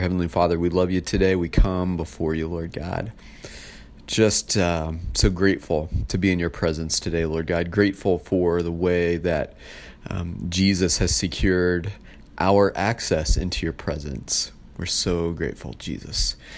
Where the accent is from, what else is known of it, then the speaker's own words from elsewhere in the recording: United States; I was born in the U S, um, my parents are U S citizens, born and raised